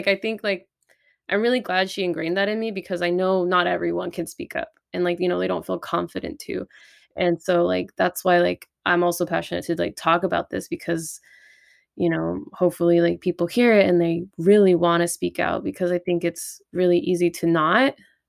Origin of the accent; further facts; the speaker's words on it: California, United States; moved away as an adult; also born or lived in San Jose; my parents lived like an hour and a half away and that's where I was registered in my hometown, but I was living in San Jose